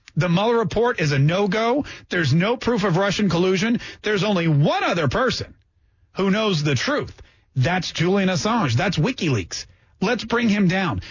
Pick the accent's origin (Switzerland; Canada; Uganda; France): Canada; now in United States; Canadian by birth, American by the grace of God